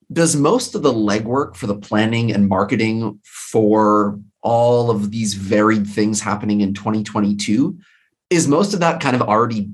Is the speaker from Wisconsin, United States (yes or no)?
no; Livingston Manor, New York, United States; I'm from Livingston Manor. I grew up there for most of my childhood.